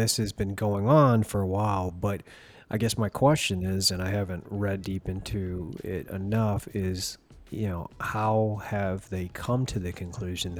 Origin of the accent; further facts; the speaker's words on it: St. Louis, Missouri, United States; now in Ohio, United States; my hometown of St. Louis